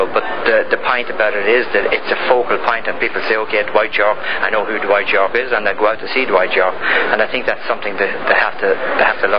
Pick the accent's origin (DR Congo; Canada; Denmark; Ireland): Ireland; now in United States; I'm Irish, and obviously I came here as an immigrant.